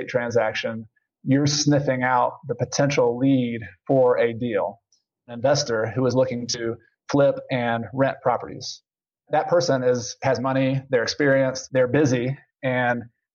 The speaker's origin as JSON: {"language": "English", "region": "the South", "country": "United States", "tie": "born or raised there", "said": "I grew up in the South and we'd go out in the country."}